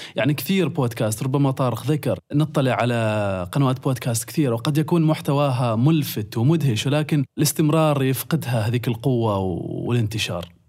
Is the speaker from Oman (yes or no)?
yes; Oman; عندنا في عمان